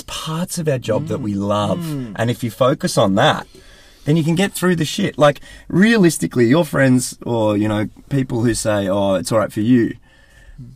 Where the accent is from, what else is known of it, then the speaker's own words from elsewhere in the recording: Australia; accent: Aussie; moved away as an adult; also born or lived in United Kingdom; I was Australian in the UK, and it was obvious because I had an Aussie accent